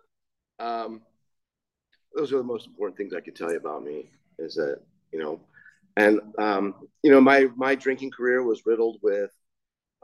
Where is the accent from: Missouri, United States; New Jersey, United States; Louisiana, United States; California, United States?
California, United States; Laguna Niguel; I grew up right here in Laguna Niguel.